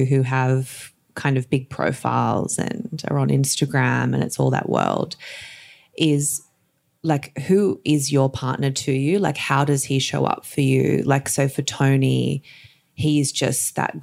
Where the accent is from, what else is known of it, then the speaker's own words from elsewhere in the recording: Camden, New South Wales, Australia; also born or lived in Narellan; I'm from Camden